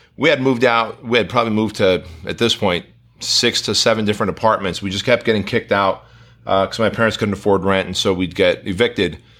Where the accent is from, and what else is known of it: Southern California, United States; born or raised there; English is a second language; also born or lived in Armenia